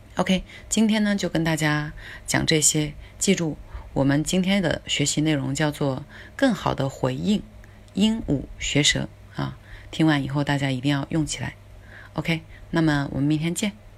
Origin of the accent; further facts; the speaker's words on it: China; 我们中国人呢，呃，也有一句非常经典的话，就是“家财万贯不如知识傍身”